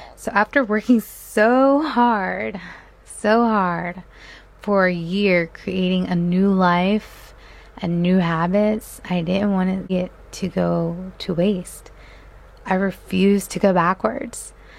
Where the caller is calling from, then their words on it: Delaware, United States; I am calling in from Delaware.